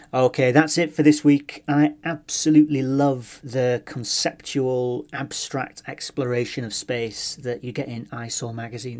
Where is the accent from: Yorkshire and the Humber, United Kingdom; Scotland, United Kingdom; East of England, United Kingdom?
Yorkshire and the Humber, United Kingdom; Hull; moved away; I'm from Hull